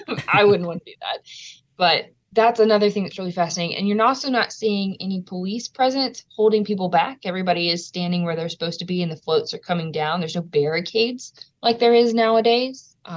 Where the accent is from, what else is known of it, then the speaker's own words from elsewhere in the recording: Louisiana, United States; footage of my home state